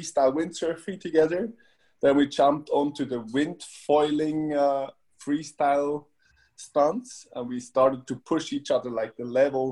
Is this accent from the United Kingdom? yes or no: no; Switzerland; I'm born and raised in Switzerland